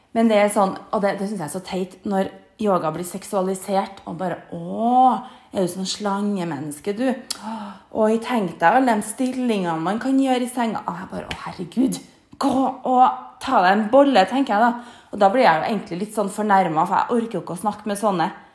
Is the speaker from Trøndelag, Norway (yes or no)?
yes; Trondheim, Trøndelag, Norway; moved away; hjemme i Trondheim